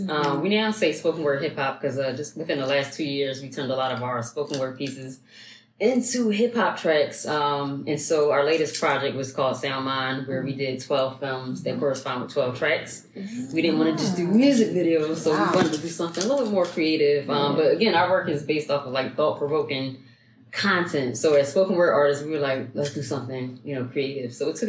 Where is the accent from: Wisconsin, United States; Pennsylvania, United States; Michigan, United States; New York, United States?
Pennsylvania, United States; Philadelphia; growing up in Philly